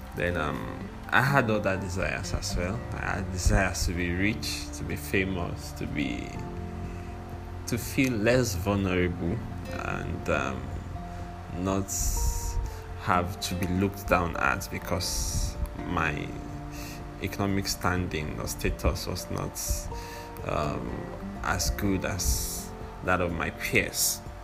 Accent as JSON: {"language": "English", "country": "Nigeria", "said": "I'm a Nigerian"}